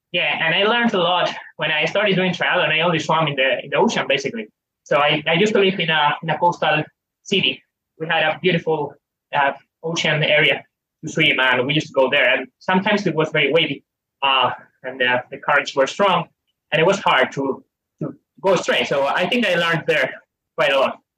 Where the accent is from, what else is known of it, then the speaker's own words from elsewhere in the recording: Spain; I had to drive on Fridays to the Pyrenees from my hometown, which is eight nine hours drive